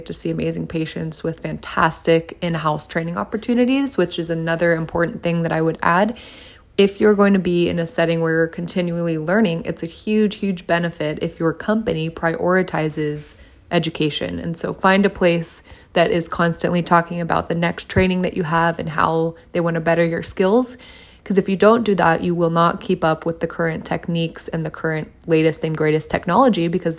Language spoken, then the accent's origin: English; San Diego, California, United States; moved away as an adult; also born or lived in Texas; I was moving back to my hometown, which was San Diego at the time